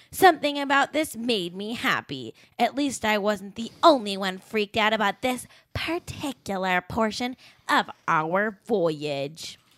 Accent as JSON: {"language": "English", "country": "United Kingdom", "said": "I I am British and therefore I expect everyone to sleep in only shirts that have TERFy slogans on"}